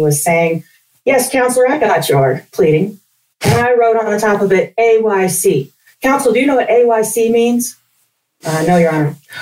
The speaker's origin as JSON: {"language": "English", "region": "Wyoming", "country": "United States", "tie": "born or raised there", "also_born_or_lived": "Nashville, Tennessee", "moved": "as an adult", "lives_now": "Denver, United States", "said": "I grew up in Wyoming, out in the country"}